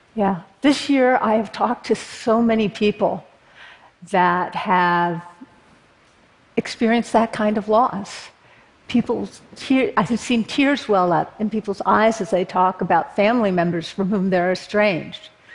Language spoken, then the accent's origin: English; Berkeley, California, United States; born or raised there